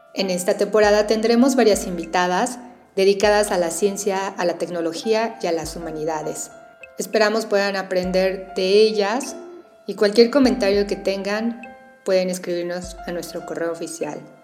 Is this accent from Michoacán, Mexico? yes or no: no; Guanajuato, Mexico; moved away as an adult; also born or lived in Mexico City; now in Hong Kong; Soy de Guanajuato. Bueno, nací en el Distrito Federal, pero crecí y estudié en Guanajuato